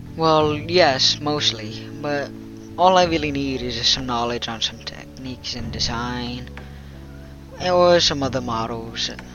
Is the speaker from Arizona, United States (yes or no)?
no; Riverside, California, United States; I was born in Riverside, California